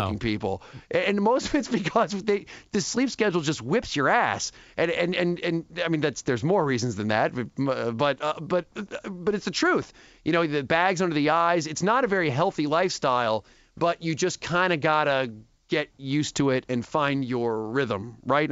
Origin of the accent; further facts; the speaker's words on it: Atlanta, Georgia, United States; also born or lived in Long Island; I was eight when we moved to Atlanta. So I would say Atlanta was kind of the majority of my life. Went to college at Georgia Tech, so pretty much down there.